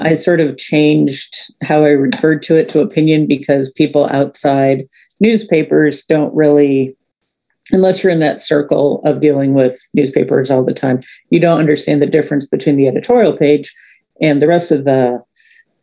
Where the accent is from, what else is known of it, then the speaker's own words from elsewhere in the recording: St. Louis, Missouri, United States; moved away as an adult; I grew up in St. Louis